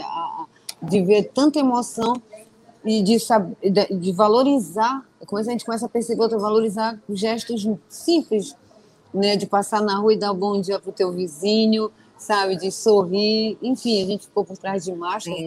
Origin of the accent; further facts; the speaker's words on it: Belém, Pará, Brazil; Eu sou de Belém do Pará, para quem não sabe, eu estou aqui no norte do país